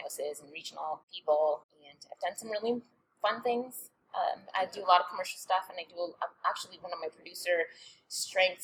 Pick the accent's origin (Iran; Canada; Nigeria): Canada; Toronto, Ontario; moved away as an adult; also born or lived in Georgia, United States; now in Omaha, United States; I'm from Canada, from Toronto